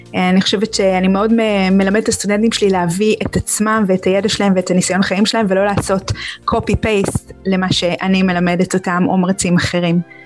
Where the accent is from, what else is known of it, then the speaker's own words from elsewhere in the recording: Israel; שאנחנו צורכים כישראלים